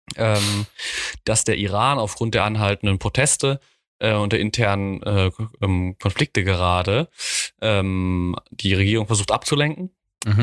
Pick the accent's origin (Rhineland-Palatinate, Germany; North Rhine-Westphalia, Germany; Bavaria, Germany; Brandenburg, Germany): Rhineland-Palatinate, Germany; Mainz; ich als Mainzer